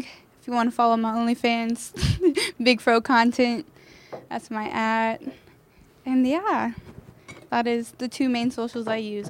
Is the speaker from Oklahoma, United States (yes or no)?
yes; Oklahoma, United States; moved away as an adult; also born or lived in California; now in Texas, United States; I grew up in Oklahoma.